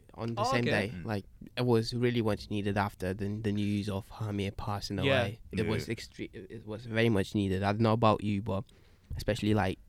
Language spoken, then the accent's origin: English; Lithuania; now in United Kingdom; fam, I'm from Northern Europe, so imagine me.